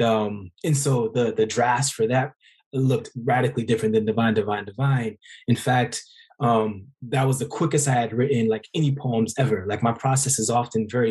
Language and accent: English; Oakland, California, United States; I'm from Oakland